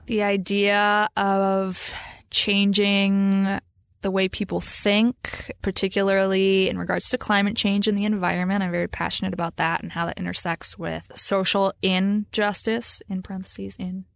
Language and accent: English; Minnesota, United States; I'm from Minnesota